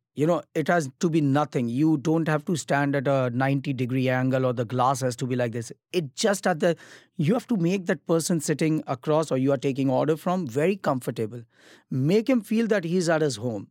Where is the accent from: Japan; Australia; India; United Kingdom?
India; Mumbai, Maharashtra; moved away; also born or lived in Kolkata; I'm actually Gujarati. I'm from Mumbai, but I started my cooking career in Calcutta